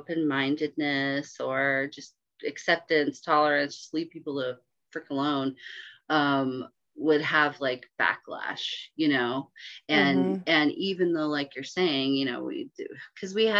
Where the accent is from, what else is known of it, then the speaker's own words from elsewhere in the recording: Bay Area, Northern California, United States; I grew up in the Bay Area up in Northern California.